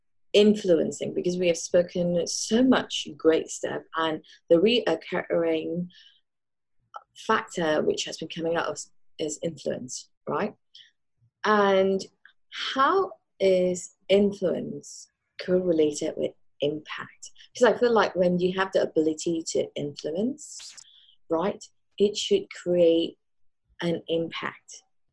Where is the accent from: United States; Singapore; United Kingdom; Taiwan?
Singapore; born there; My mom was from Malaysia and I was born in Singapore, and my dad was in the British military.